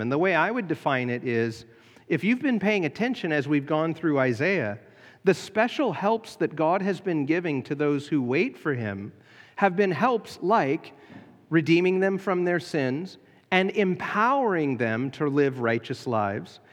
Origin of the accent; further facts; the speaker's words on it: United States; being American